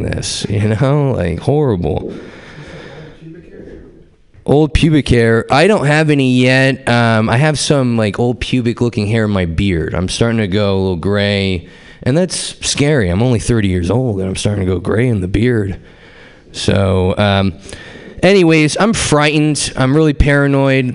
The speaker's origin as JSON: {"language": "English", "town": "Concord", "country": "United States", "said": "I'm from Concord"}